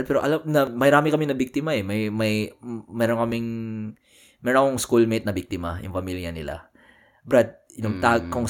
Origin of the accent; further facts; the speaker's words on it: Philippines; now in Austin, United States; nakatira sila sa amin sa Cagayan.